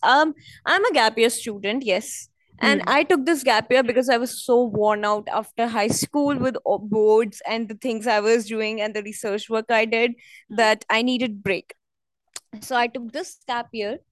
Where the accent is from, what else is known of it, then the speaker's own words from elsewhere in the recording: New Delhi, Delhi, India; I'm from New Delhi and we have a lot of museums here